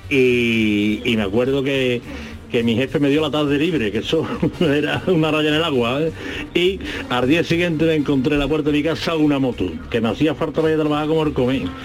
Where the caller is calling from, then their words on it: Seville, Andalusia, Spain; Buenos días Jesús y familia. … de Sevilla.